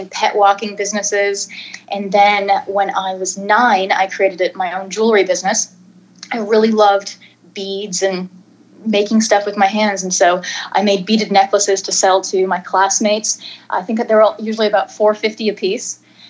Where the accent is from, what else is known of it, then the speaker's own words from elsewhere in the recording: near the Toronto area, Ontario, Canada; now in Dallas, United States; right now I'm living in Dallas. Prior to that, I'm actually from Canada originally, near the Toronto area. And so I was a former Canadian TV actor through my tweens and teens